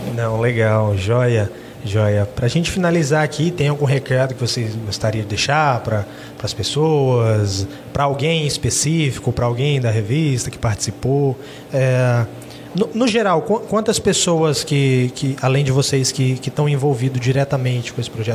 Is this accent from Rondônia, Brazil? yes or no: yes; Jaru, Rondônia, Brazil; a gente é aqui de Jaru mesmo